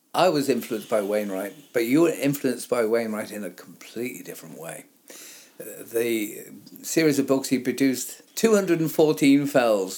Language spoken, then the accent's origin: English; the south of England, United Kingdom; a southern lad like I am